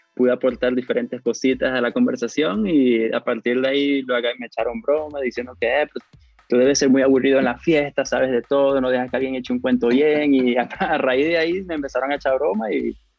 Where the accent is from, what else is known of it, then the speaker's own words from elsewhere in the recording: Cabimas, Zulia, Venezuela; Yo soy de la calle Rosario con la avenida Carnevali, eso le dicen casco central en Cabimas, cerca del centro cívico.